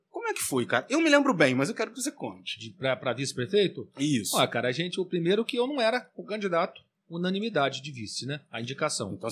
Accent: Minas Gerais, Brazil; Somos mineiros, temos

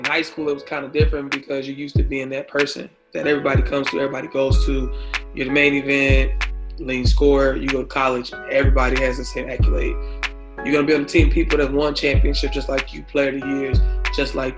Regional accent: Tallahassee, Florida, United States; also born or lived in Blountstown, Florida; Tallahassee. It really reminded me where I'm from.

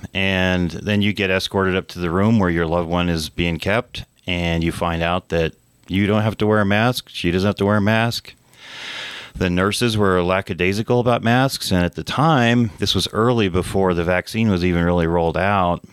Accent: New Mexico, United States; also born or lived in Santa Fe, New Mexico / Taos, New Mexico / Las Cruces, New Mexico / Rio Rancho, New Mexico; I've been a uh, lifelong um, citizen of New Mexico. Uh, I went to elementary school in Santa Fe, uh, junior high, high school in Taos

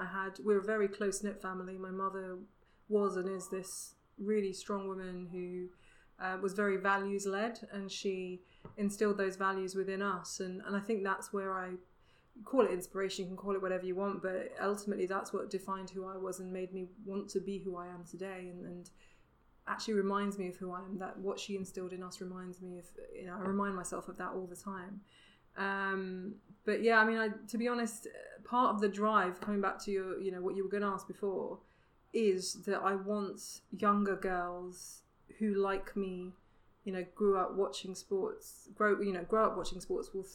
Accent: London, United Kingdom; growing up in North London in sort of the 80s into the 90s

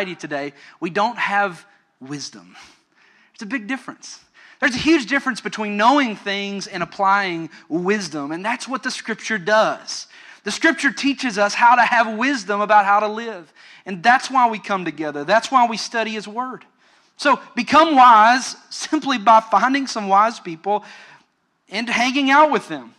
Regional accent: Western Kentucky, United States; moved away as an adult; also born or lived in Orlando, Florida; I grew up in Western Kentucky and lived out in the country

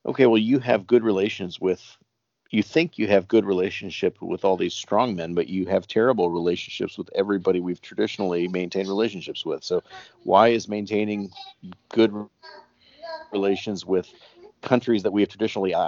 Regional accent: United States; moved away as an adult; now in South Korea; I'm an American living overseas

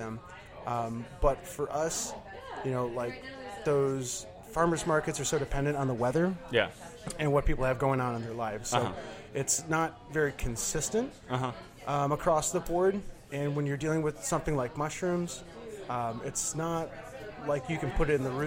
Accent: Livonia, Michigan, United States; also born or lived in Detroit, Michigan / Pinckney, Michigan / Ann Arbor, Michigan; now in Ypsilanti, United States; Born in Detroit, raised in Livonia, and then we bounced out, built a house out in Pinckney, out in the middle of nowhere.

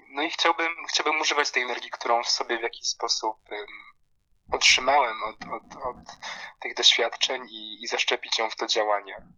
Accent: Poland; moved away as an adult; also born or lived in London / Bangkok; now in Lublin, Poland; dorastając w Polsce

